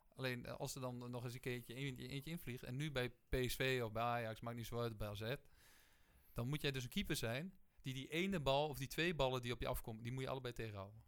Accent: Geesteren, Overijssel, Netherlands; moved away; Dus ik kom gewoon uit Geesteren en eigenlijk kom een beetje uit... Eh, gewoon het, het, boerendorp

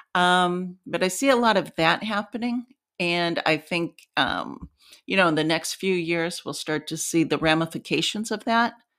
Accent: Ohio, United States; moved away; I grew up in Ohio. It was a steel town when I was a little girl

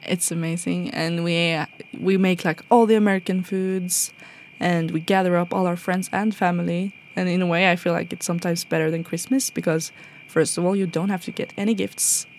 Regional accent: Norway; growing up in Norway, we didn't really go to museums

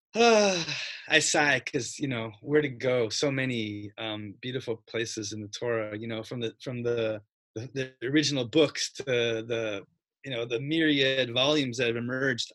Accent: Spokane, Washington, United States; moved away as an adult; I grew up in Spokane, Washington

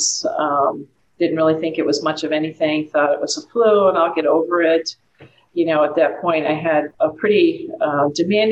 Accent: Massachusetts, United States; moved away as an adult; I'm originally from Massachusetts

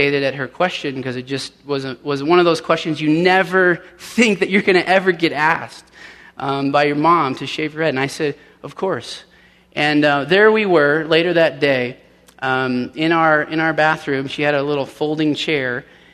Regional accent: Denver, Colorado, United States; moved away as an adult; also born or lived in Orange County, California; I actually grew up in Denver, and so this is coming home for me.

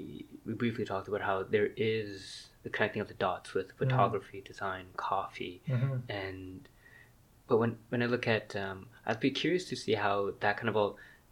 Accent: Vancouver, British Columbia, Canada; I grew up in Vancouver

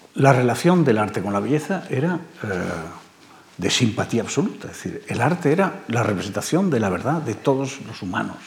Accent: Barcelona, Catalonia, Spain; moved away as an adult; now in Madrid, Spain; A Cataluña llegaron en el siglo XVIII. De manera que somos más catalanes que muchos catalanes que ahora creen ser catalanes. Y allí eh, se quedaron. Yo me fui. Eh, ya a los 18 años me fui de allí.

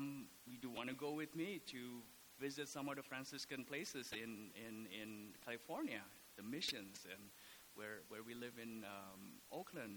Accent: Indonesia; moved away as an adult; also born or lived in Oklahoma / Atlanta / Los Angeles; now in Scottsdale, United States; I was born and raised in Indonesia. I came here for college.

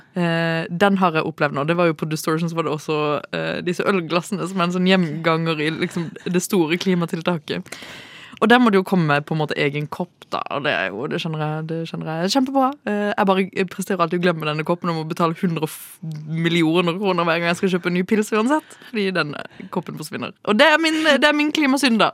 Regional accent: Kristiansand, Agder, Norway; moved away as an adult; now in Oslo, Norway; som dere hører, så er jeg jo fra Kristiansand

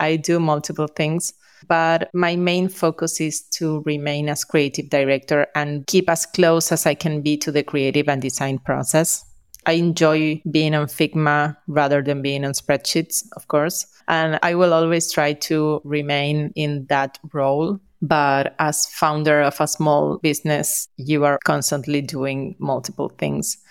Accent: Argentina; We are from Argentina

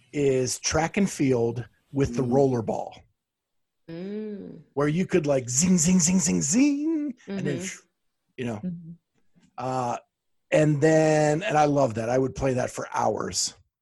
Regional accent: Pennsylvania, United States; That was in Pennsylvania. Oh, okay. In my hometown.

